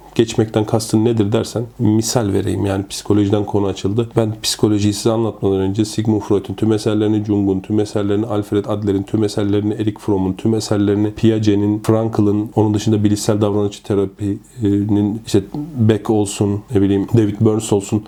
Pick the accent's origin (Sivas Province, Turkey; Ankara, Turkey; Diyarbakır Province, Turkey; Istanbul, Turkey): Ankara, Turkey; also born or lived in Konya; Ankara doğumluyum.